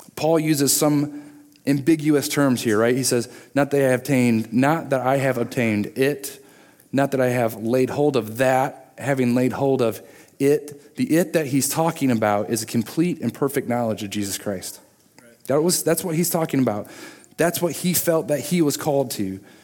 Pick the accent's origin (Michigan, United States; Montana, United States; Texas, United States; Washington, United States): Michigan, United States; moved away as an adult; also born or lived in Virginia; growing up in Michigan